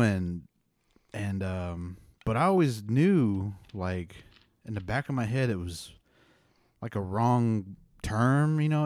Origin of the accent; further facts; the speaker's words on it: Pawnee, Oklahoma, United States; I grew up in Pawnee